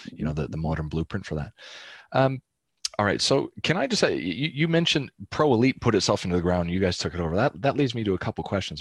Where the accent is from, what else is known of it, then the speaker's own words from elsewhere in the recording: Calgary, Alberta, Canada; I'm from Calgary.